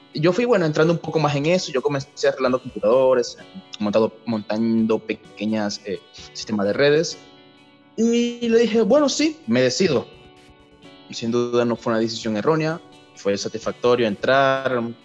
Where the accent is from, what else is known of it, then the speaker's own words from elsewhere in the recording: Venezuela; moved away as an adult; also born or lived in Maracaibo, Zulia (university studies); now in Chile; en mi país, Venezuela, en la ciudad de Maracaibo.